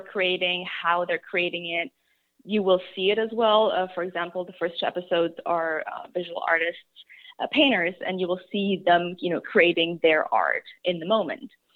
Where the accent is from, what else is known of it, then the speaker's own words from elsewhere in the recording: Germany; moved away; I grew up in Germany. I'm German.